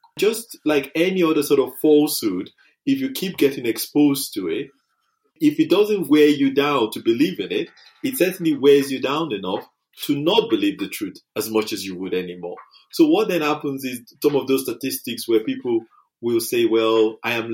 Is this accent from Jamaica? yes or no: no; United Kingdom; our culture, being British, is that, you know, we have a stiff upper lip.